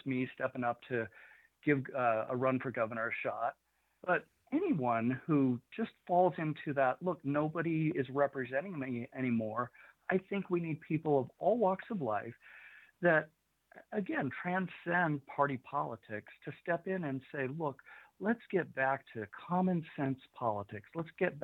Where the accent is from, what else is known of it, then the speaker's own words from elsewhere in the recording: United States; also born or lived in Idaho; I'm an American